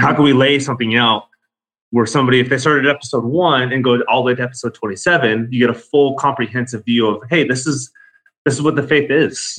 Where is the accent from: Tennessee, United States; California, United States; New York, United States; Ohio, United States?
California, United States; Orange County; born and raised in Orange County